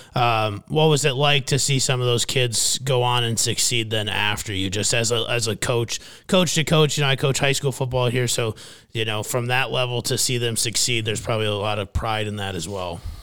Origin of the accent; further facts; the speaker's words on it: Fairmont, Minnesota, United States; my hometown of Fairmount, Minnesota